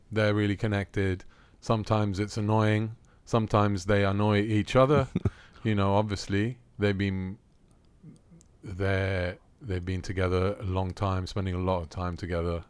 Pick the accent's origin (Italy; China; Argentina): Italy; Rome, Lazio; moved away as an adult; also born or lived in London, United Kingdom; now in Athens, Greece; I was born in Rome. Grew up in Rome.